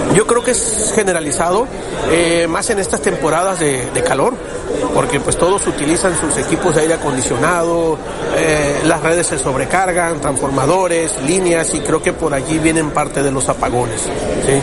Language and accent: Spanish; Tabasco, Mexico; yo soy de Tabasco